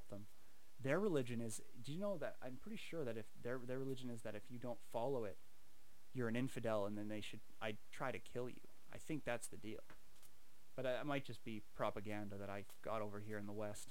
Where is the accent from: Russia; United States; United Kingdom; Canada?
Canada